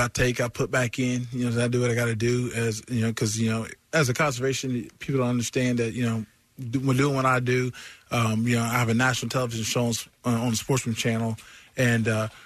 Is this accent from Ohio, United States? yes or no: yes; Southern Ohio, United States; I'm from Southern Ohio